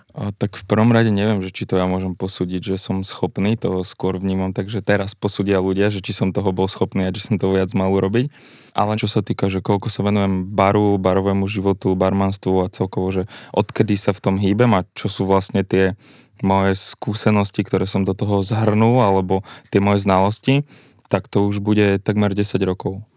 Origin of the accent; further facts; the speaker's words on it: Bytča, Žilina Region, Slovakia; moved away as an adult; now in Bratislava, Slovakia; pochádzam z Byča, ja som študoval na gymnáziu